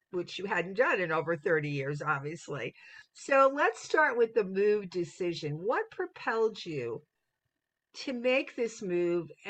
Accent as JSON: {"language": "English", "region": "New York", "country": "United States", "said": "as a New Yorker, I like to hear that."}